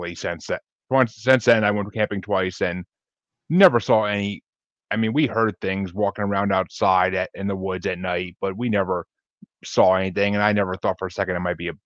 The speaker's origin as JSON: {"language": "English", "town": "Tillson", "region": "New York", "country": "United States", "tie": "born or raised there", "moved": "yes", "said": "I grew up in a little small town outside of Kingston and New Paltz, New York"}